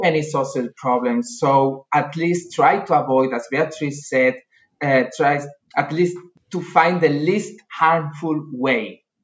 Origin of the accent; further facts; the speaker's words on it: Spain; moved away as an adult; also born or lived in Salamanca / Andalusia; now in Germany; I'm from Spain.